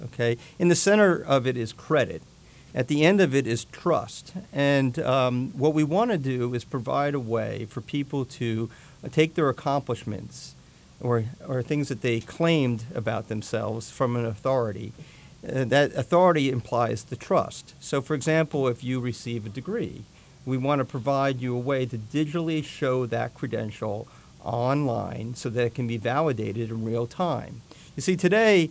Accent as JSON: {"language": "English", "area": "Jersey Shore", "region": "New Jersey", "country": "United States", "tie": "born or raised there", "said": "I grew up here in Jersey on the Jersey Shore"}